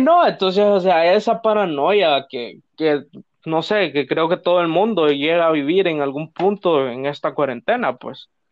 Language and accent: Spanish; Tegucigalpa, Francisco Morazán, Honduras; somos de aquí de Teus, pero vivimos en zonas ahí medio peligrosías